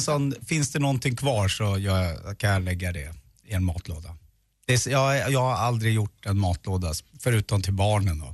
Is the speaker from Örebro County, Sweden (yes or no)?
yes; Örebro, Örebro County, Sweden; jag är ju uppvuxen då i Örebro, Närke